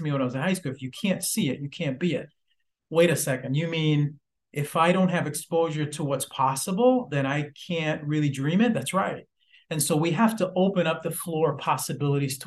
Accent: Lynn, Massachusetts, United States; also born or lived in Puerto Rico; I grew up in Lynn, Massachusetts, Puerto Rico, and then Lynn, Massachusetts.

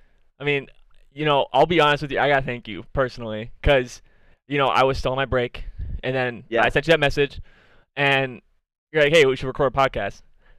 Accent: Minnesota, United States; I'm from Minnesota.

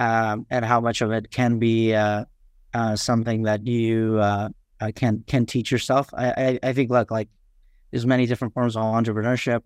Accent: New York City, New York, United States; English is a second language; also born or lived in Kathmandu, Nepal / Far Western Nepal; I grew up in Queens, um, New York, uh, Forest Hills. And so of, you know, proud, proud to have grown up there

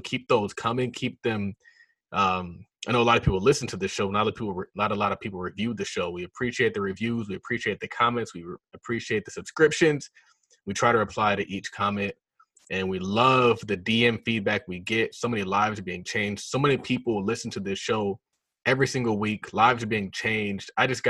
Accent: Nigeria; So yeah, I'm Nigerian.

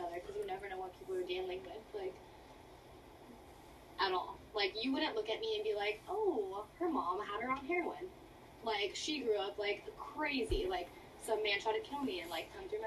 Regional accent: Bellflower, California, United States; also born or lived in Virginia; I was born and raised in Southern California. From the flower

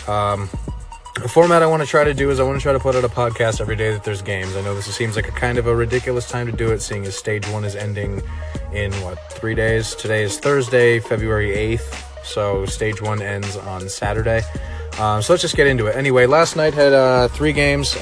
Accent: New England, United States; I'm from New England

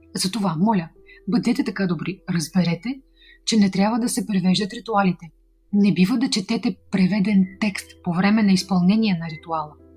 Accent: Bulgaria; от България, създател и администратор на официалният канал на Ведма Инга Хосроева за България

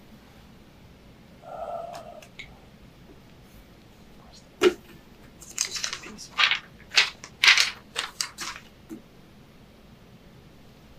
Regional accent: Texas, United States; I grew up in Texas

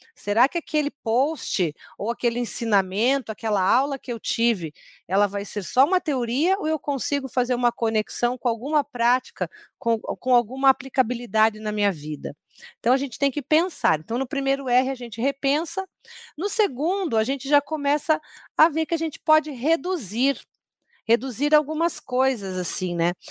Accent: Curitiba, Paraná, Brazil; eu sou curitibana

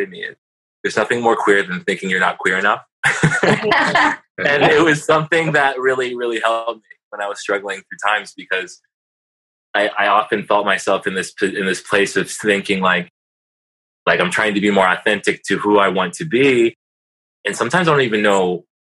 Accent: Atlanta, Georgia, United States; now in Seattle, United States; I'm from Atlanta, Georgia. I grew up there. I lived there since I was like 7

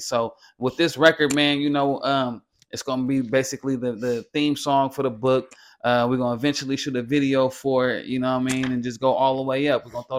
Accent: California, United States; You know, you way from New York, I'm way from California.

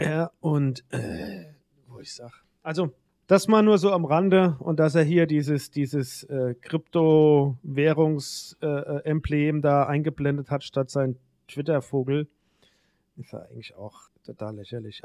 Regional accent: Mainz, Rhineland-Palatinate, Germany; bei uns in Mainz im Rhein

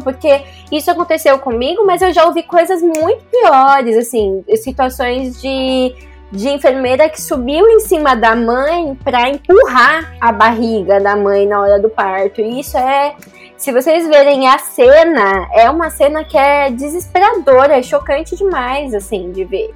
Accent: Brazil; moved away as an adult; now in Japan; eu cresci no Brasil, a minha cultura é totalmente brasileira

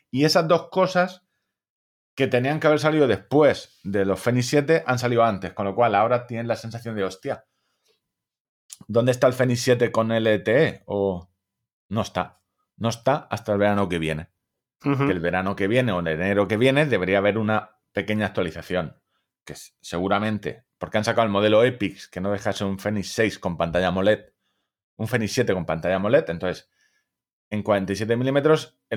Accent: Móstoles, Community of Madrid, Spain; soy de Móstoles

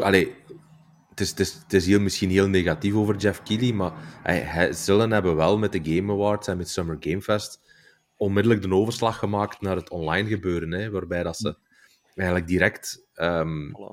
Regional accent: Belgium

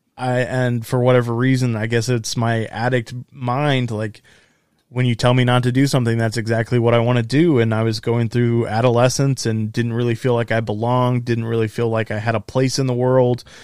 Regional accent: Texas, United States; I was born and raised in Texas, right here in the center of the Bible Belt

